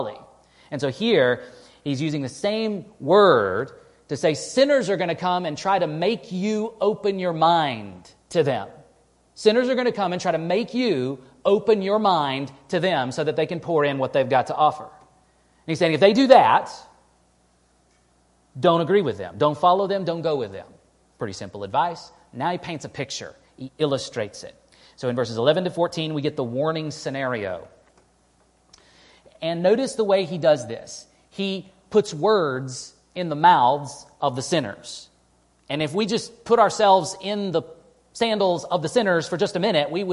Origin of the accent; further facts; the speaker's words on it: East Texas, United States; now in Western New York, United States; where I grew up in East Texas